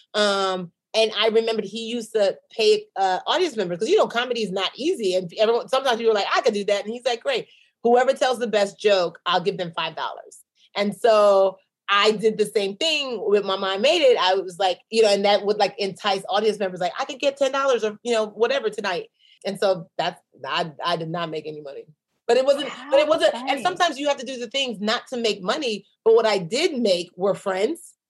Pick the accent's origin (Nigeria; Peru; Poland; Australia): Nigeria; I'm a Nigerian businesswoman